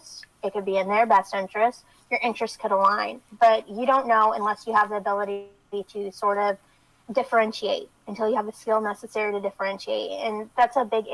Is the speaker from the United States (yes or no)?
yes; the South, United States; now you can tell I'm from the South